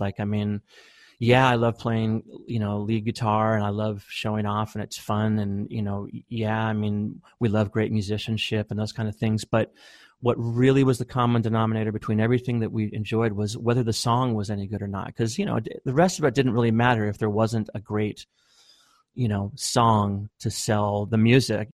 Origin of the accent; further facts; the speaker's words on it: Bellingham, Washington, United States; also born or lived in Seattle; we came from Bellingham and we were just in Bellingham doing our own thing